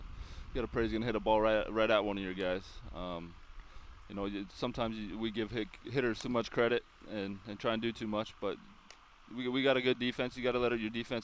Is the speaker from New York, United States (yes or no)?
no; Anaheim, California, United States; Growing up, I grew up in Anaheim